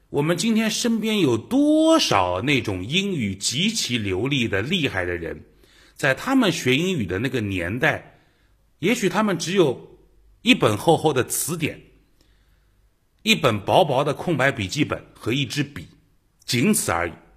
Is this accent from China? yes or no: yes; China; 我们中国人